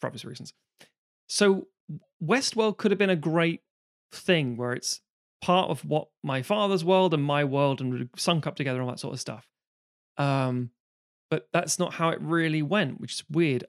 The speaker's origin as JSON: {"language": "English", "country": "United Kingdom", "tie": "born or raised there", "said": "growing up in Britain, you get a Saturday or a Sunday T V thing"}